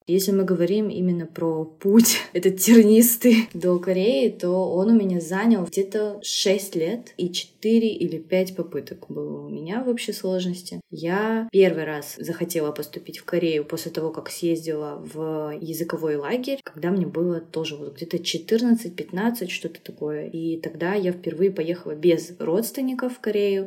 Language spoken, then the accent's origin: Russian; Khabarovsk, Khabarovsk Krai, Russia; moved away as an adult; now in South Korea; Хабаровск, мой родной город в России, и все, и родилась я